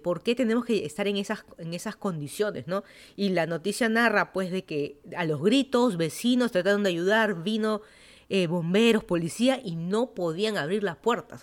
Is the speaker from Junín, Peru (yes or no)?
no; Lima, Peru; moved away as an adult; also born or lived in Miami, United States; now in Fairfax County, Virginia, United States; yo soy de Lima, Perú. Me mudé a Estados Unidos, ya van a ser 7 años